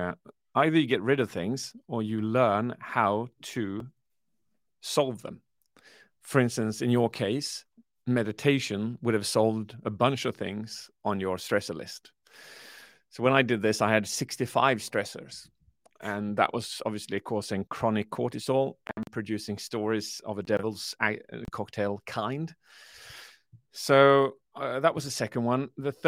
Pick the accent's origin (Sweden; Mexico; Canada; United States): Sweden; Yes, I launched it on the 8th of November last year in Sweden, where I come from, I'm British, half Swedish